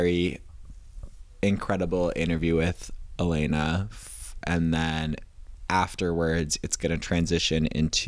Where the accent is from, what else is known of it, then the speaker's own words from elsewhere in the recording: United States; I'm an American.